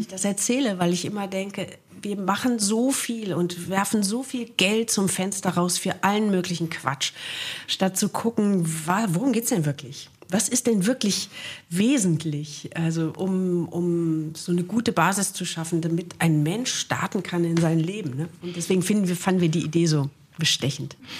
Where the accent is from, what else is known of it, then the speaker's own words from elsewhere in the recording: Wuppertal, North Rhine-Westphalia, Germany; moved away as an adult; meine Kindheit habe ich in Wichlinghausen zugebracht